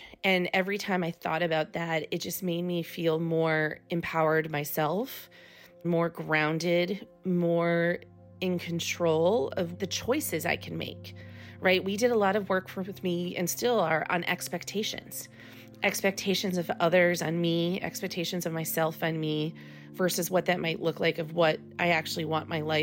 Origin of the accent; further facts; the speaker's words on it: Midwest, United States; moved away as an adult; I come from the Midwest where most people are married by their 20s.